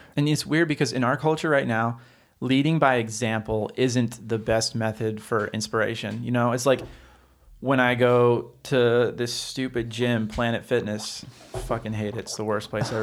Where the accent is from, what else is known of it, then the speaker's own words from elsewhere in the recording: Oregon, United States; I grew up in Oregon.